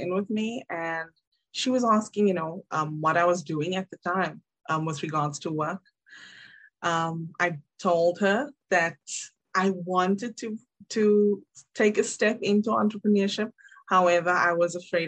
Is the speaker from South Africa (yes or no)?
yes; South Africa; moved away as an adult; also born or lived in Cape Town; I'm originally from South Africa. I was born in Cape Town, raised in two different cities.